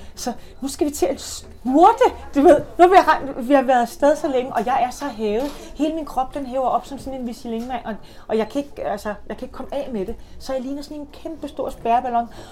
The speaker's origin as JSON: {"language": "Danish", "town": "Copenhagen", "region": "Capital Region of Denmark", "country": "Denmark", "said": "Jeg er jo københavner"}